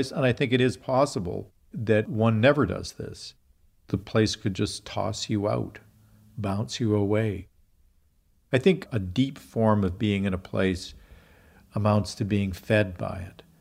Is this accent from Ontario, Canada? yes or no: no; Regina, Saskatchewan, Canada; I grew up in Regina, Saskatchewan, we lived right on the edge of the city in a, a kind of poor, semi rural area, not too far from a creek.